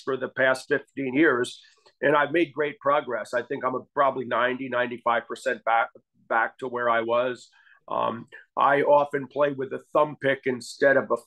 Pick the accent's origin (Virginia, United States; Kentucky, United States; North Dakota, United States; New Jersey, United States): New Jersey, United States; Asbury Park; I grew up in Asbury Park, New Jersey